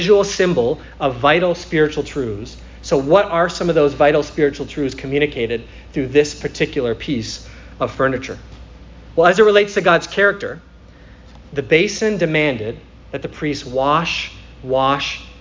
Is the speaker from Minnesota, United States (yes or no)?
yes; Minnesota, United States; now in Florida, United States; I'm from Minnesota, so it was a religion up there